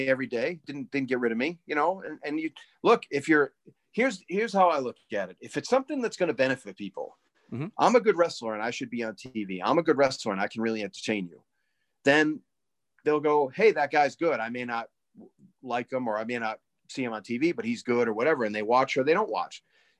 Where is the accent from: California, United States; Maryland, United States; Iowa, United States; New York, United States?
Iowa, United States; You know, we're from Iowa. We're from here.